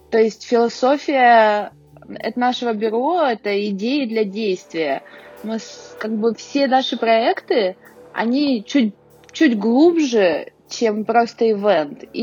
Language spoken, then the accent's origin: Russian; Urals, Russia; я думаю, да, да, мы не отстаем от Москвы, потому что мы уральцы.